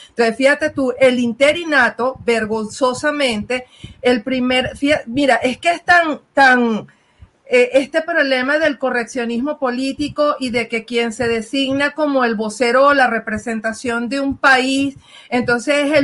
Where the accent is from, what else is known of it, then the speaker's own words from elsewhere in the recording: Venezuela; Y lo voy a hablar así por todo el cañón y de frente como buena venezolana, ¿no?